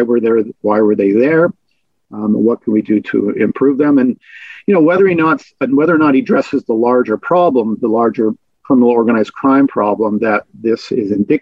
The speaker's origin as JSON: {"language": "English", "town": "Vancouver", "region": "British Columbia", "country": "Canada", "said": "I'm from Vancouver"}